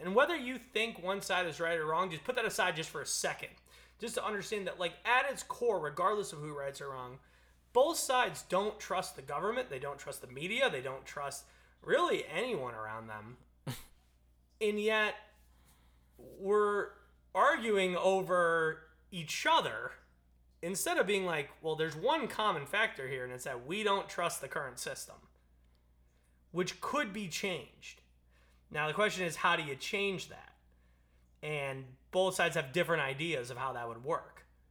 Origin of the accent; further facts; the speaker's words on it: United States; as an American, as the American people